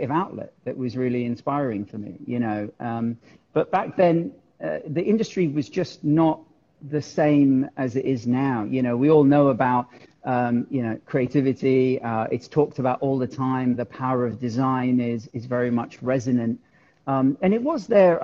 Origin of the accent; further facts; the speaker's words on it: London, United Kingdom; also born or lived in Gujarat, India; I was actually born in India, in Gujarat, but my folks moved to the UK when I was two. So essentially I've spent all my life in the UK. I grew up in South London and then North London. So I genuinely am a Londoner